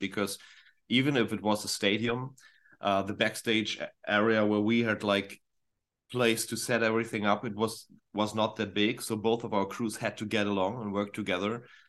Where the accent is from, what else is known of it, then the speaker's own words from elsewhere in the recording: Northern Germany, Germany; English is a second language; for us Germans, when I'm, I'm from the north